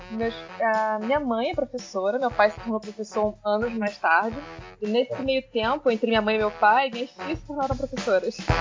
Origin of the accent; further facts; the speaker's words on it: Nova Iguaçu, Rio de Janeiro, Brazil; nasci e criada em Nova Iguaçu, sempre estudei em escola pública